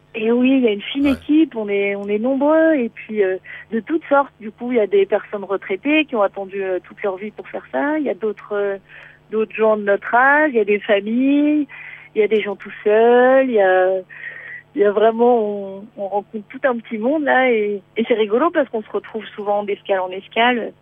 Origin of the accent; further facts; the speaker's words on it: Beaujolais, Auvergne-Rhône-Alpes, France; moved away as an adult; also born or lived in Martinique; moi je suis du Beaujolais